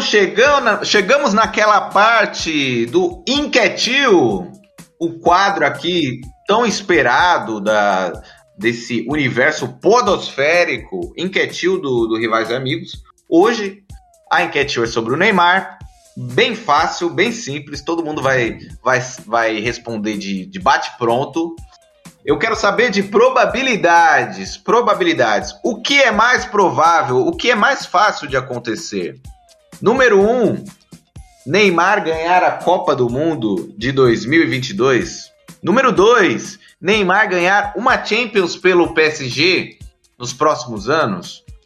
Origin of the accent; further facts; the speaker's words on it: Brazil; a gente é brasileiro